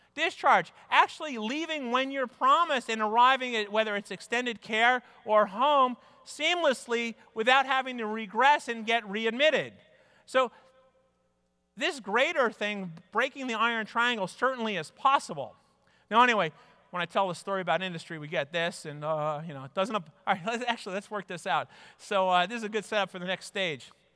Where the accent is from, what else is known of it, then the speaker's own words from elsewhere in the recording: New York, United States; also born or lived in Midwest; I grew up in New York